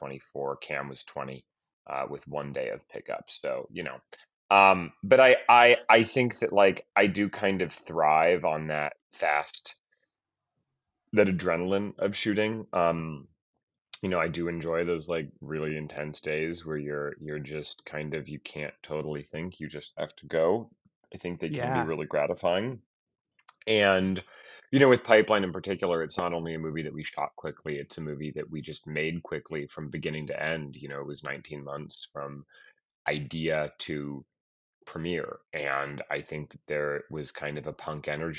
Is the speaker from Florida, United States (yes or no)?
no; Boulder, Colorado, United States; there was a video store in my hometown of Boulder